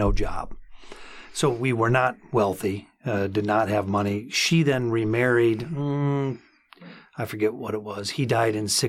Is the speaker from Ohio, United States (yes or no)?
yes; Deshler, Ohio, United States; I'm from Northwest Ohio originally. Grew up in a little town, Deschler, Ohio